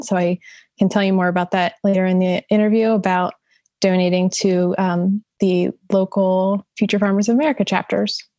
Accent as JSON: {"language": "English", "area": "Salem County", "region": "New Jersey", "country": "United States", "tie": "born or raised there", "said": "growing up in Salem County, it's basically all farms too."}